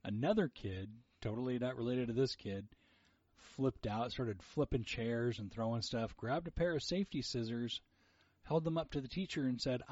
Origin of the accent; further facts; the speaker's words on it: Hayward, California, United States; first language Portuguese; English is a second language; now in Folsom, United States; we grew up in Hayward